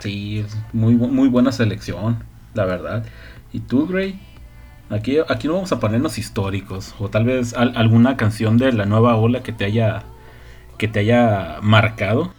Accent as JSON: {"language": "Spanish", "region": "northern Mexico", "country": "Mexico", "said": "como buen norteño"}